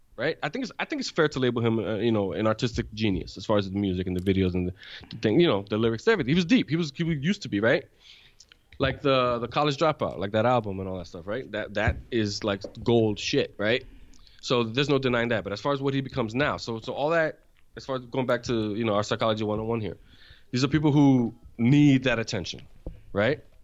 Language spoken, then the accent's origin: English; New York, United States; moved away; also born or lived in Dominican Republic / Florida; growing up in New York as a kid